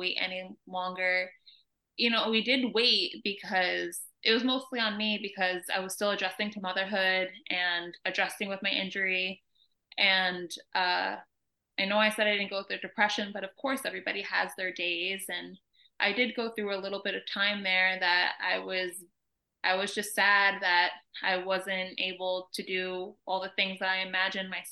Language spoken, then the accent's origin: English; New York, United States; moved away as an adult; also born or lived in California; now in Atlanta, United States; We're originally from New York